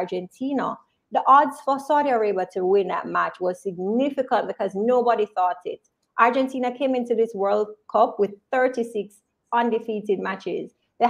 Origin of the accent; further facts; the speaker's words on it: Spanish Town, Jamaica; Big up Spanish Town. I'm from Insom City